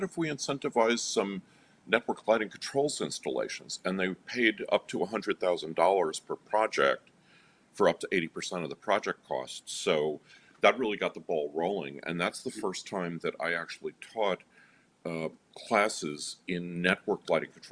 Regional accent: New York, United States; I grew up in New York

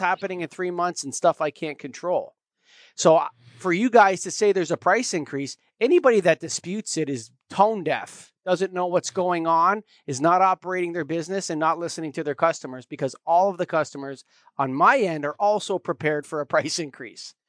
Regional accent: Canada; I'm a Canadian

